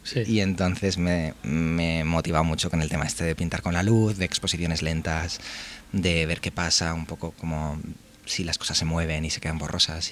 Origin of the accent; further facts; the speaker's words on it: Barcelona, Catalonia, Spain; also born or lived in Pamplona; soy de Barcelona